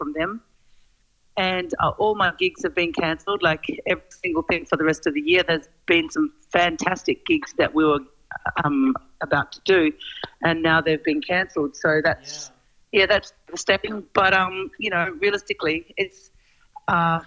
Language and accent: English; Australia; In Australia